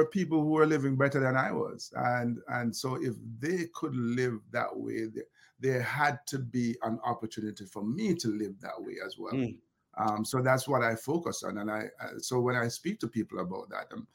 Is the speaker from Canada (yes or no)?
no; Kingston, Jamaica; growing up in Olympic Gardens